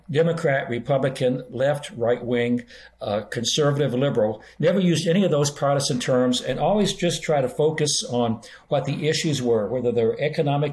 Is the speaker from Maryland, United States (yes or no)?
no; Oklahoma, United States; born or raised there; moved away as an adult; also born or lived in Boston, Massachusetts